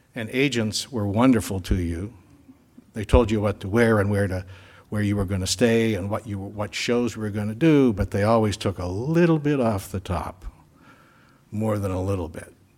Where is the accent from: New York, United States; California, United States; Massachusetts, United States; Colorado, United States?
Massachusetts, United States; Winchester; was a member of Parish of the Epiphany in Winchester, Massachusetts